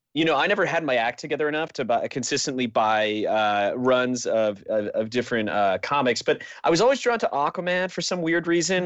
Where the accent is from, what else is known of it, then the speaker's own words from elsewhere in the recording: Connecticut, United States; I grew up in Connecticut